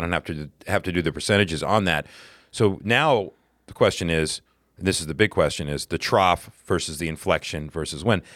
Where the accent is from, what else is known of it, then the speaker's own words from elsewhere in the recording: the South, United States; now in New York, United States; we're both from the South originally